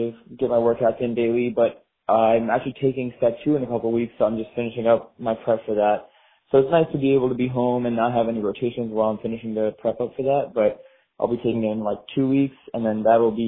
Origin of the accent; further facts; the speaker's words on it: South Florida, United States; I'm born and raised in South Florida. I have never actually left.